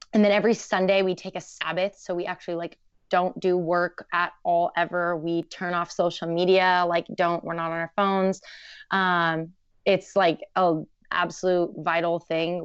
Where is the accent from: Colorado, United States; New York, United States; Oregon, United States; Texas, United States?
Oregon, United States; Portland; I grew up in Portland, very crunchy